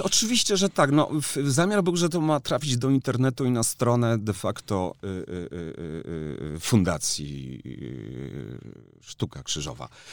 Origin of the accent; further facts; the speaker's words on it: Kraków, Lesser Poland, Poland; jestem z Krakowa